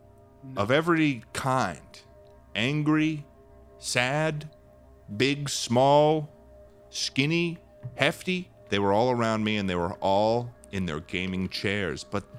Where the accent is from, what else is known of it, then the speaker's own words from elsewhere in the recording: Bar Harbor, Maine, United States; I'm from Maine. I'm from Bar Harbor.